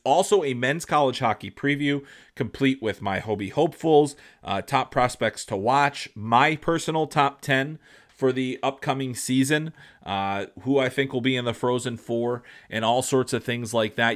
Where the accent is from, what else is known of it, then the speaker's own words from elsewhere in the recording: Chicago, Illinois, United States; I'm a guy from Chicago